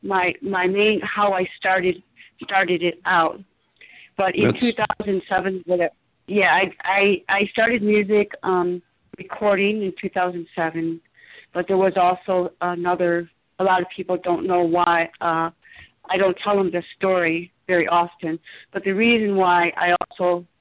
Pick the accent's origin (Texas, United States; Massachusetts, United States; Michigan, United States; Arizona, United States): Michigan, United States; outside of Detroit; I grew up in outside of Detroit in the suburbs